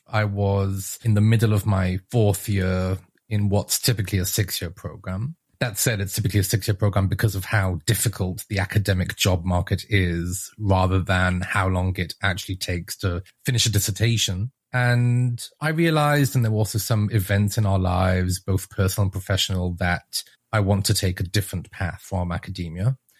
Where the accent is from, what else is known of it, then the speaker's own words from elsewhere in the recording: Israel; accent: British; moved away as an adult; now in United States; I'm originally from Israel, although I don't sound like it because my parents are both English and somehow I inherited the British accent. And I moved to the US in 2012 with my wife for graduate school originally.